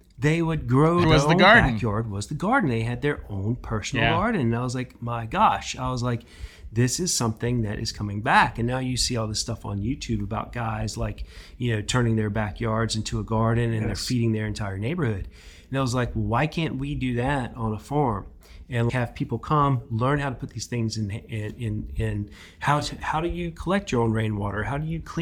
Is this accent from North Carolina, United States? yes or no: yes; North Carolina, United States; also born or lived in Wales; I grew up in North Carolina